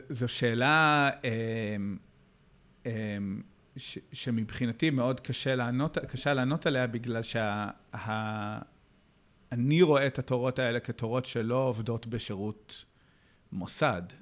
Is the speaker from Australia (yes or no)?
no; United States; now in Israel; אז כידוע לך, גם אני, גם אני בא מאמריקה